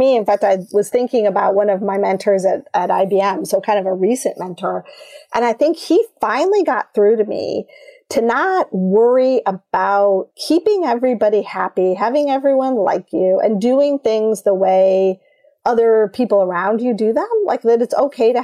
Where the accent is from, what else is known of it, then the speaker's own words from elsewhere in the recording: Michigan, United States; I grew up in Michigan